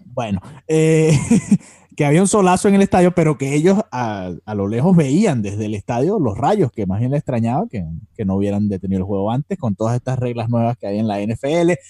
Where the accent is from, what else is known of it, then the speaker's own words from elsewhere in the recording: Venezuela; now in Miami, United States; nosotros somos venezolanos